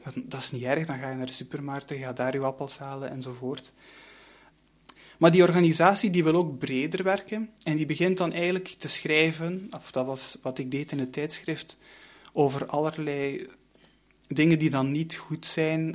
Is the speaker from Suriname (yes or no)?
no; Limburg, Flanders, Belgium; moved away as an adult; also born or lived in Brussels / Leuven; ik kom van Limburg en ik ging dan naar eh, Brussel